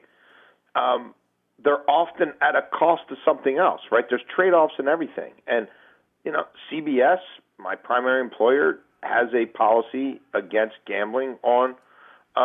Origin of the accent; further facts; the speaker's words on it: Baltimore, Maryland, United States; Growing up in Baltimore in the early 80s